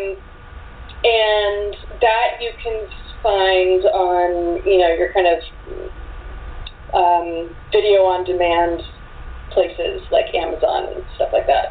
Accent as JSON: {"language": "English", "town": "Washington", "region": "District of Columbia", "country": "United States", "tie": "born or raised there", "said": "I grew up in Washington, D.C."}